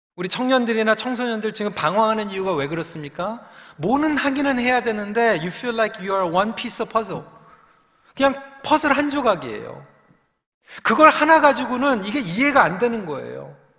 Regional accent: Seoul, South Korea; 저도 영등포에서 태어났습니다.

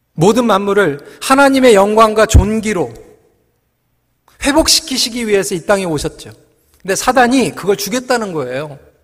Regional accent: South Korea; 저는 한국 사람이에요

